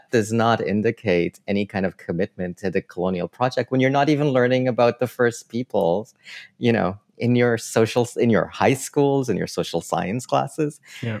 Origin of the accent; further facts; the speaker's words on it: Trinidad & Tobago; now in Canada; as a Trinidadian